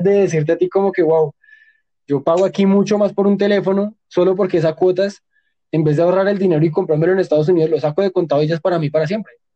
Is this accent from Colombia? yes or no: yes; Colombia; nosotros como colombianos